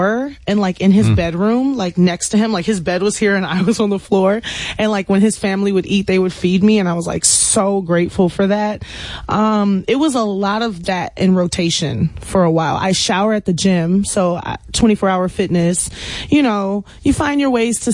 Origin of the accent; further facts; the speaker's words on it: Houston, Texas, United States; I'm from the Southwest A-Leaf, Texas, where it's like, hey, Southwest, where everybody kind of went to the same schools growing up